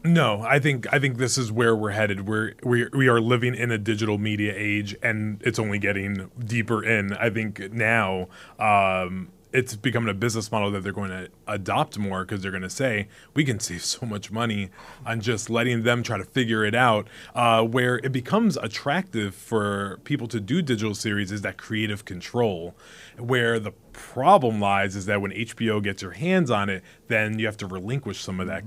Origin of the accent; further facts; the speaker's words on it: New York City, New York, United States; I was born in Bronx, New York. I know what it's like to grow up in the hood